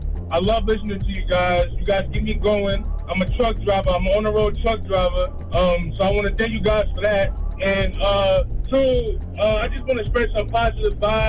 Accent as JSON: {"language": "English", "region": "New York", "country": "United States", "said": "So the reason why I say that is because I'm 22 myself. I'm from New York. I'm from Long Island."}